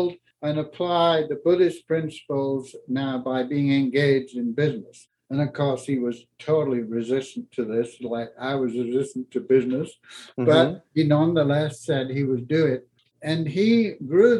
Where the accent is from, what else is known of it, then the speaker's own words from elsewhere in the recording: Yorkshire and the Humber, United Kingdom; moved away as an adult; also born or lived in north of Scotland; now in Colorado, United States; I grew up in England in the war, where the first 7 years of my life there was rationing